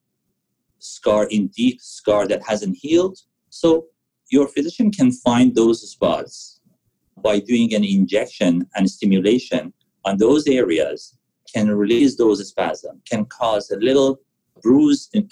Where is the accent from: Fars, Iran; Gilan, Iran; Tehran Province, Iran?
Tehran Province, Iran; Tehran; moved away as an adult; also born or lived in Vancouver area; now in Vancouver, Canada; I was born and raised in Iran, in Tehran